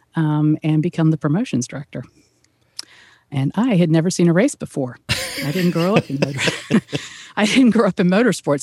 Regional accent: Atlanta, Georgia, United States; also born or lived in Indianapolis, Indiana; now in Auburn, United States; I hail from Atlanta, Georgia. Um, born and raised there, one of the natives

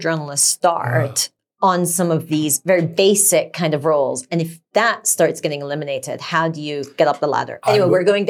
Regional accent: Sweden; born there; No. I was born in Sweden, but I've never skied.

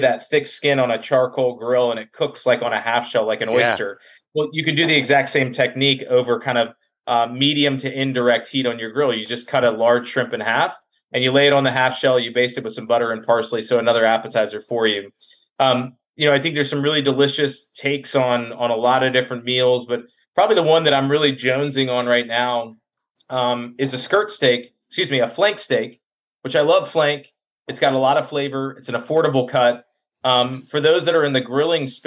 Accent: Valdosta, Georgia, United States; So we come from Lebanese culture. So a lot of French influence in the cooking, a lot of Middle Eastern flavors, but born and raised in Valdosta, Georgia

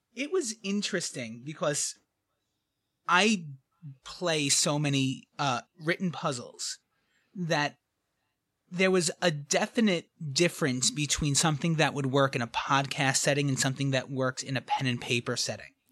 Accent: New York City, New York, United States; accent: thick New York; I grew up in the back of a New York City pizza pizzeria

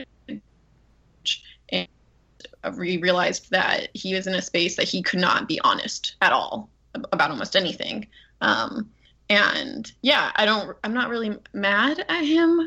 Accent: Southern California, United States; moved away as an adult; also born or lived in North Carolina; now in Charleston, United States; I'm from Southern California originally

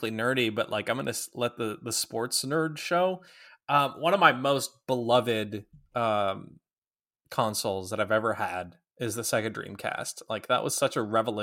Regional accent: Minnesota, United States; growing up in Minnesota

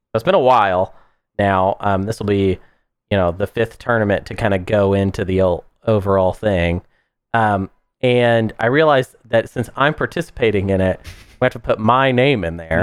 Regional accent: United States; I'm American

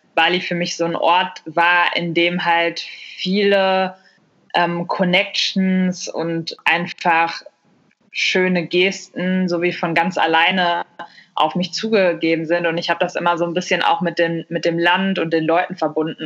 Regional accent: Germany; moved away as an adult; also born or lived in Mexico / Australia / India / Barcelona, Spain; Deutschland, meine Heimat

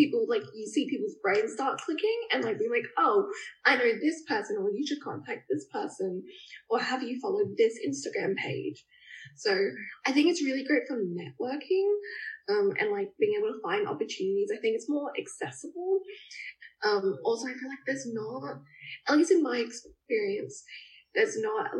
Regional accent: Adelaide, South Australia, Australia; I've born and raised, like, always been here

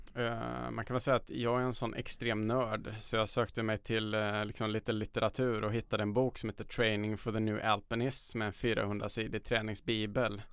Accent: Karlstad, Värmland, Sweden; moved away as an adult; now in Stockholm, Sweden; de gamla områdena som Norrstrand där jag växte upp

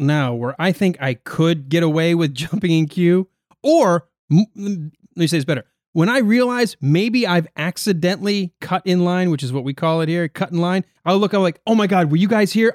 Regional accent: United States; I'm an American

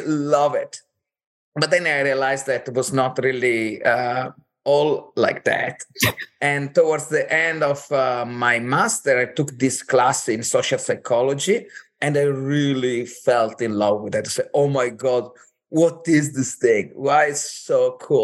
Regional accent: Cortina d'Ampezzo, Veneto, Italy; moved away; I'm from Italy originally. I grew up in this little town called Cortina d'Ampezzo

